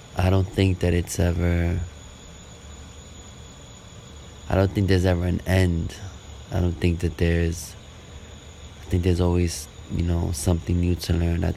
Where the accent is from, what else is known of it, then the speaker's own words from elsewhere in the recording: New York City, New York, United States; also born or lived in Brooklyn, New York; Born and raised New Yorker from the Lower East Side, but currently in Brooklyn right now